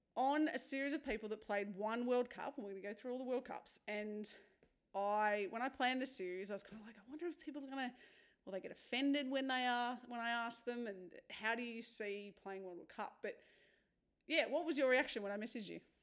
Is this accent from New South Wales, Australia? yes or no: yes; New South Wales, Australia; now in Victoria, Australia; I grew up in New South Wales and I moved to Victoria